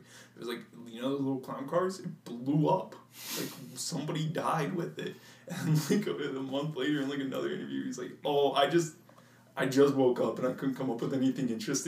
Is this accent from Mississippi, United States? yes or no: no; Arizona, United States; Growing up in Arizona